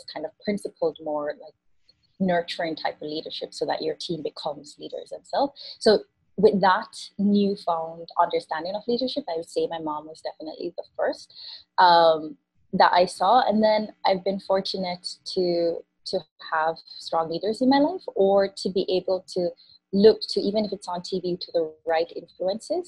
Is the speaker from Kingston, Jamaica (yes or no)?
no; Spanish Town, Saint Catherine, Jamaica; moved away; I grew up in Jamaica. I grew up in Spanish Town